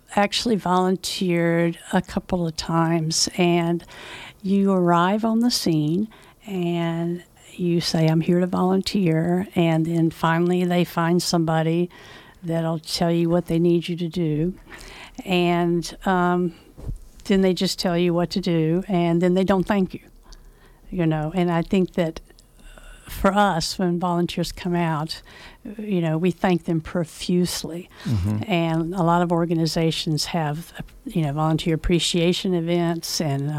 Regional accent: the South, United States; now in Nevada County, United States; Well, I grew up in the South, so obviously the culture is different.

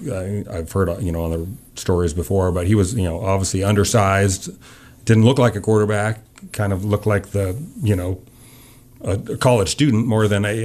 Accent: Missoula, Montana, United States; I was from Missoula, you know

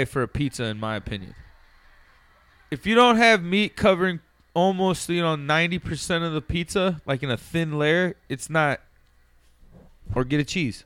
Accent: Chicago, Illinois, United States; I'm from Chicago

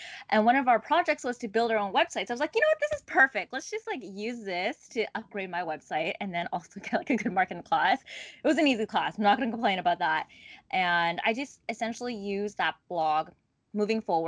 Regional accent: Ottawa, Ontario, Canada; moved away as an adult; now in Toronto, Canada; I'm actually not a Toronto native. I was born and raised in Ottawa

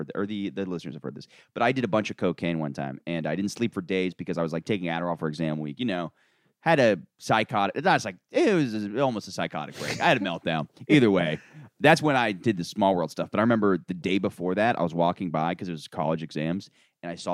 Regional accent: Orlando, Florida, United States; I'm from Orlando.

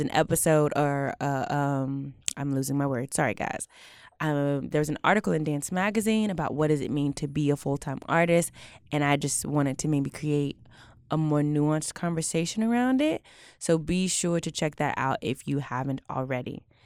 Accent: Houston, Texas, United States; I'm from Houston

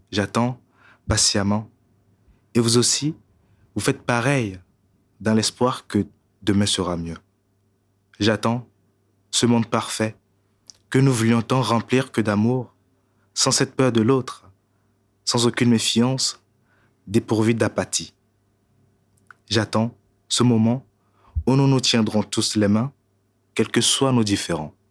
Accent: Togo; also born or lived in Burkina Faso / Paris, France; now in Belgium; je suis parti du Togo pour le Burkina, déjà, ça fait un peu migration aussi. Donc, du coup, du Burkina, j'ai été en France, à Paris, depuis de Paris, je suis venu en Belgique.

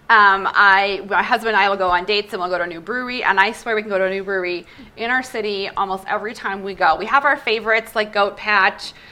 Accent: Minnesota, United States; now in Colorado Springs, United States; when I moved here, I'm originally from Minnesota. So when I did move here 20 years ago

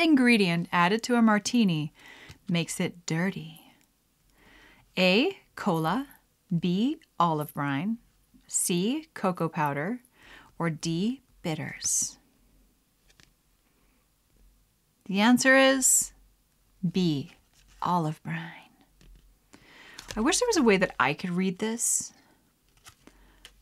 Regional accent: Canada; I'm Canadian

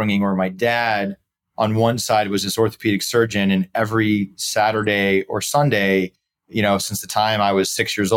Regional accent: St. Louis, Missouri, United States; also born or lived in Dallas, Texas; now in Chicago, United States; I'm originally from St. Louis. I have three brothers and I'm second oldest

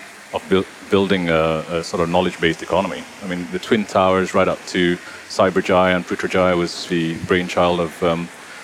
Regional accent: United Kingdom; also born or lived in Sabah, Malaysia; now in Kuala Lumpur, Malaysia; I spent a lot of time in the UK. I spent my childhood there

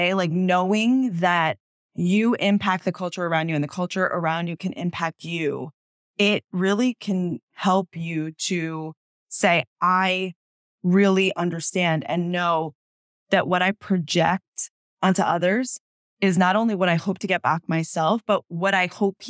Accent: United States; accent: American; My accent would change.

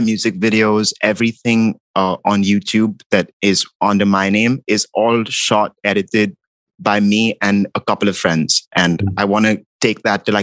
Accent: Mumbai, Maharashtra, India; moved away as an adult; now in New York, United States; growing up in India

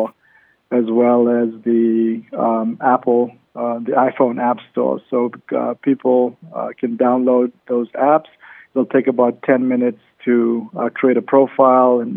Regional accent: Cape Town, Western Cape, South Africa; now in Las Vegas, United States; I'm originally from South Africa, Cape Town, South Africa, and I've been living in Las Vegas for the last 16 years

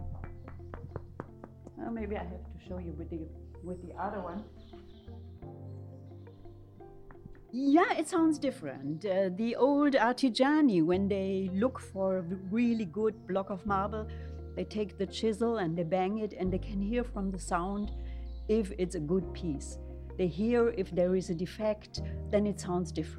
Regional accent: Germany; moved away; also born or lived in Berlin; I'm born and raised in Germany

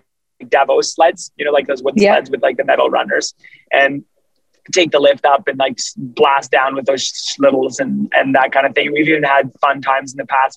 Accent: Canada; me being Canadian

